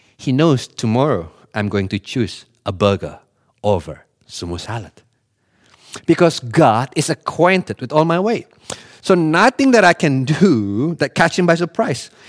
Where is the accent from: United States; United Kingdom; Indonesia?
Indonesia; Bali; I grew up in Bali